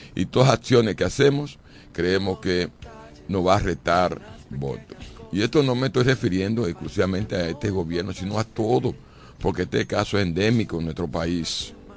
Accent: Dominican Republic

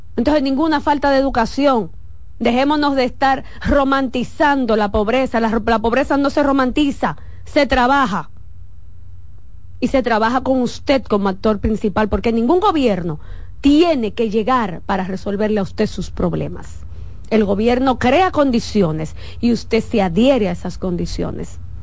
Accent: Santo Domingo, Distrito Nacional, Dominican Republic; Yo crecí en un barrio. Yo crecí en Villa Agrícola entre eh, eh, José Martí primero, Villa María y después Villa Agrícola

